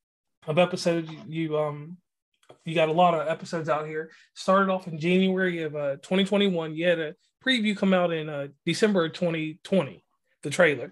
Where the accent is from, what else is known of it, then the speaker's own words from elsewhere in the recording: Chicago, Illinois, United States; Now, growing up in Chicago, I have to tell you, I'm well versed in travel.